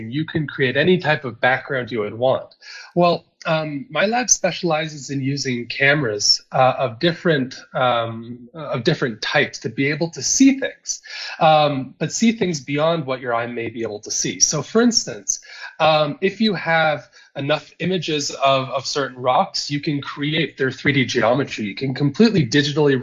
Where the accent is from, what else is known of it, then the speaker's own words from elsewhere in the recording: close to Toronto, Ontario, Canada; moved away as an adult; now in South Africa; I'm originally from Canada. I come from Ontario, so close to Toronto